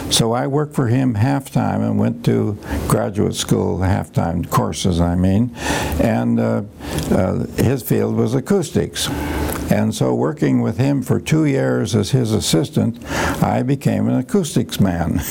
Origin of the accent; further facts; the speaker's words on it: Mount Vernon, Iowa, United States; moved away as an adult; also born or lived in Cambridge, Massachusetts; I was on a farm, and then my father uh, went into a hardware store business with his cousin in Mount Vernon, Iowa, and we moved there.